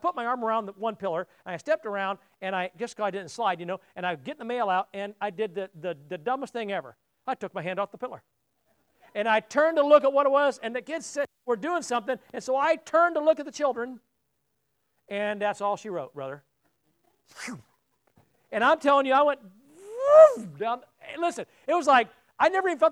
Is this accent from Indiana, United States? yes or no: yes; South Bend, Indiana, United States; moved away as an adult; I don't visit my hometown much